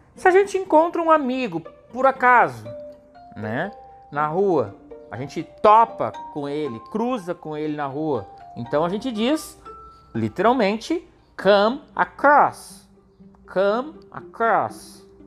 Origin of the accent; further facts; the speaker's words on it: Gravataí, Rio Grande do Sul, Brazil; Eu nasci em Gravataí e cresci lá também